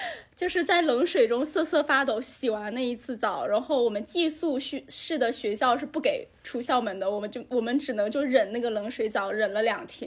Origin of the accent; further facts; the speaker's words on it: Haikou, Hainan, China; 我在海口长大